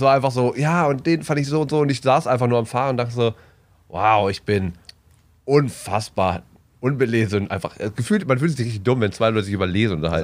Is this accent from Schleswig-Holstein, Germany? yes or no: no; Bielefeld, North Rhine-Westphalia, Germany; ich komme ja aus Ostwestfalen, aus dem wunderschönen äh, Bielefeld